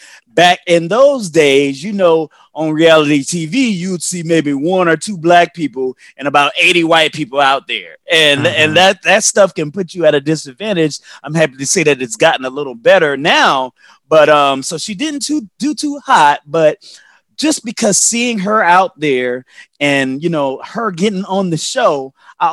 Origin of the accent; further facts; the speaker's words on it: Orangeburg, South Carolina, United States; moved away; I'm from Orangeburg, South Caro